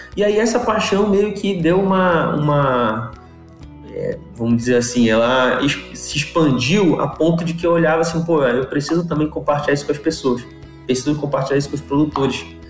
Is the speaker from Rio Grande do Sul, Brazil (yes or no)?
no; Belém, Pará, Brazil; Eu sou de Belém